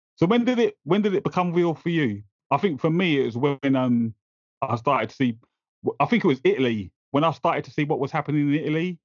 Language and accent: English; London, United Kingdom; now in Essex, United Kingdom; So I grew up in East London, but then I moved out to Essex